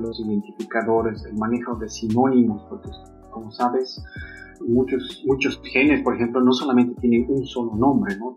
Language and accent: Spanish; Bolivia; moved away; nosotros como bolivianos